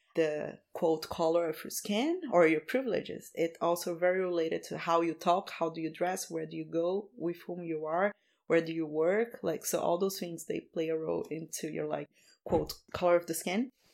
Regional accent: Rio de Janeiro, Brazil; moved away as an adult; I'm from Rio

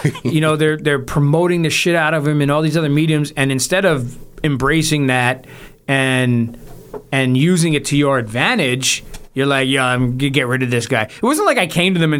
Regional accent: Toronto, Ontario, Canada; I'm from Toronto. This is where I'm from

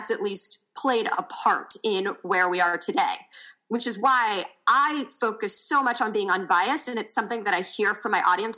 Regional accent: Kansas City, United States; moved away as an adult; also born or lived in Indiana; I grew up in Kansas City and went to school in Indiana

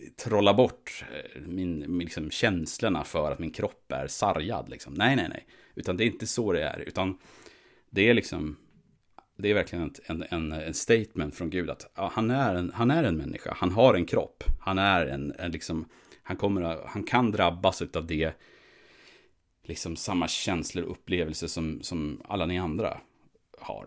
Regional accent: Sweden; vi som svenskar, vi, vi tillhör ju så att säga, vi är ju svenskar

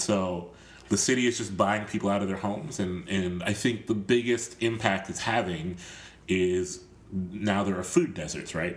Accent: Columbus, Ohio, United States; I'm from Columbus, Ohio

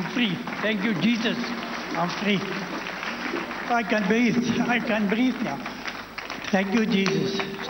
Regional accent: South Africa; I'm come from South Africa. My age is 65 years old.

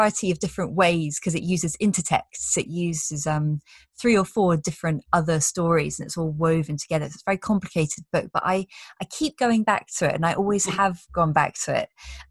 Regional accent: Brussels, Brussels-Capital Region, Belgium; moved away; I grew up in Belgium, in Brussels.

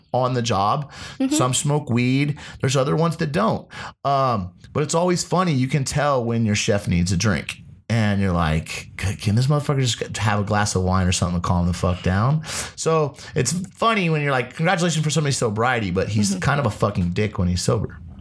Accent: Ohio, United States; also born or lived in Las Vegas; now in Los Angeles, United States; Being a Midwesterner myself okay. uh, from Ohio

